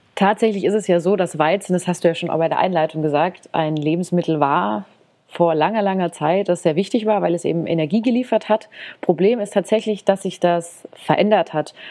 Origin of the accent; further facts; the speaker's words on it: Germany; bei uns in Deutschland